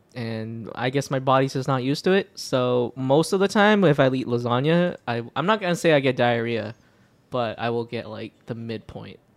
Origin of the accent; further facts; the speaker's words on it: Hong Kong; moved away; when I was a kid and I was from Hong Kong